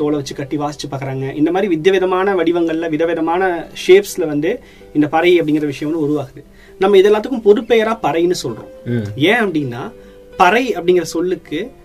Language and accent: Tamil; Thanjavur, Tamil Nadu, India; என்னோட சொந்த ஊர் தஞ்சாவூர்